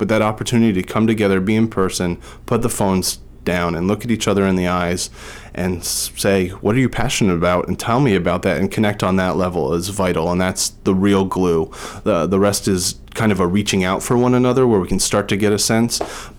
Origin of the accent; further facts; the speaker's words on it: New Jersey, United States; moved away as an adult; now in Boston, United States; I was 18 and I moved from New Jersey to Boston, and I was going to Boston University